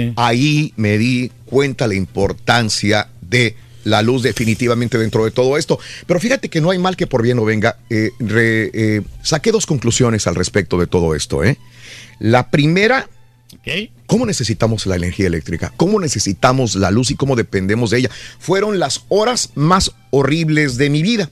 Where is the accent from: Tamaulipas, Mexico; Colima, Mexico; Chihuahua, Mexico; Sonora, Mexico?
Tamaulipas, Mexico; Matamoros; moved away; mi pueblo, que es Matamoros, cuando yo viví, cuando era niño allá